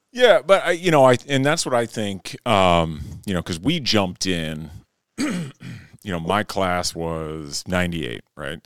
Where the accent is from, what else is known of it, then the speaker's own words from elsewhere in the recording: Fairmont, Minnesota, United States; I grew up in Fairmont, Minnesota